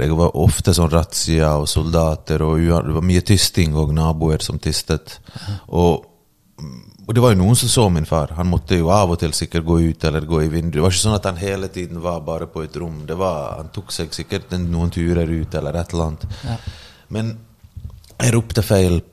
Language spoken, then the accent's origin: Norwegian; Bergen, Vestland, Norway; also born or lived in Bosnia and Herzegovina; now in Oslo, Norway; jeg har vokst opp i Bergen